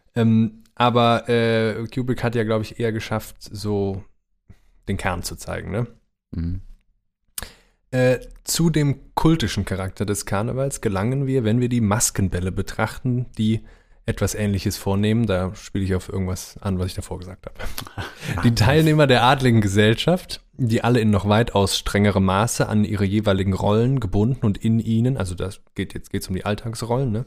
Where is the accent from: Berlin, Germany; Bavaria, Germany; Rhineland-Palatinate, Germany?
Rhineland-Palatinate, Germany; also born or lived in Neuwied / Koblenz / Mainz; now in Cologne, Germany; ich bin zwar Wahlkölner, aber ich bin ja im Rheinland nur eine Stunde südlich aufgewachsen